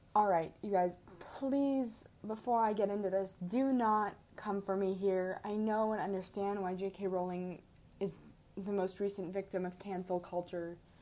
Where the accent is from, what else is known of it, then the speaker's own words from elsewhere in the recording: Midwest, United States; moved away as an adult; now in Arizona, United States; I am from the Midwest, so I'm used to the cold